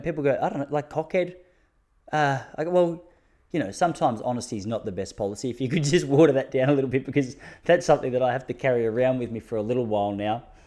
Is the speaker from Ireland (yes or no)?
no; Traralgon, Victoria, Australia; moved away; I'm originally from Traralgon